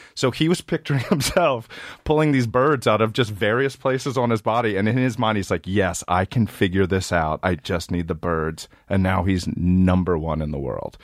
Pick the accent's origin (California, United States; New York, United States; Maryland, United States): Maryland, United States; moved away; I'm from Maryland, and when we were in high school, we would ride our bikes through the city